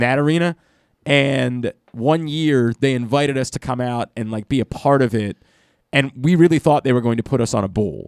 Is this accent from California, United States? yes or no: no; Baltimore, Maryland, United States; in my hometown